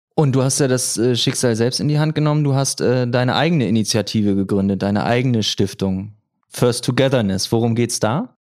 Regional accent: Groningen, Netherlands; moved away; damals bei uns in Groningen

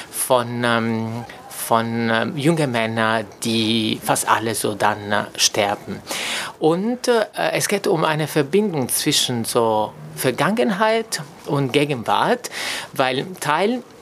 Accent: Italy; German is a second language; now in Germany; oder auch für mich, äh, so ich komme aus Italien, das wäre undenkbar, ähm, unterwegs zu sein mit meinem Vater zum Beispiel Hand in Hand

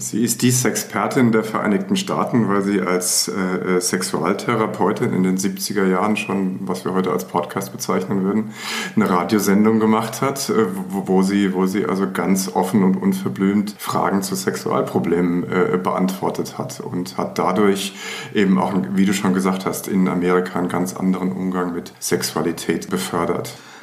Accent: Frankfurt, Hesse, Germany; Ich bin nicht im Ostend groß geworden. Nee, meine Eltern sind dann, als ich zur Welt gekommen sind, aus, an den Stadtrand in eine der typischen Frankfurter Siedlungen gezogen

